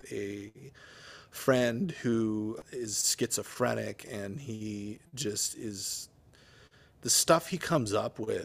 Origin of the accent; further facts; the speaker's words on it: Minnesota, United States; I grew up in the Midwest in Minnesota